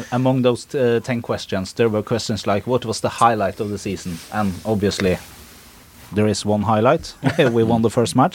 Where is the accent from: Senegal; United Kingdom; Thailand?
Senegal; moved away as an adult; now in Sandefjord, Norway; I'm from Senegal.